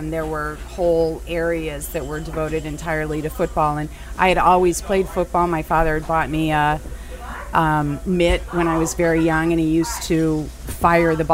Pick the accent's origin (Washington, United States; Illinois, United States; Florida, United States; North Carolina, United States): Illinois, United States; Downers Grove; I'm from a place called Downers Grove, Chicago